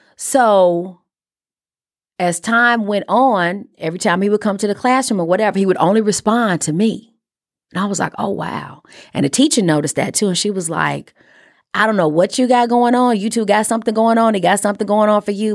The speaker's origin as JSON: {"language": "English", "town": "Chicago", "region": "Illinois", "country": "United States", "tie": "born or raised there", "said": "I am a kid from Chicago. who went to Catholic school, private school all her life."}